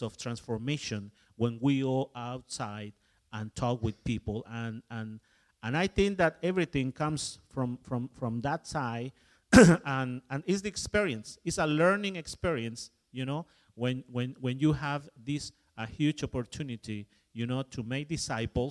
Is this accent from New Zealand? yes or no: no; Mexico; moved away; My background, of course, is I am from Mexico, but my background is as an English. My grandfather coming to Mexico from England.